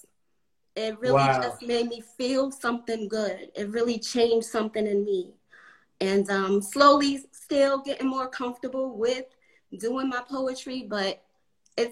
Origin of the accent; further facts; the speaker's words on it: New York City, New York, United States; moved away as an adult; also born or lived in North Carolina; now in Atlanta, United States; growing up in New York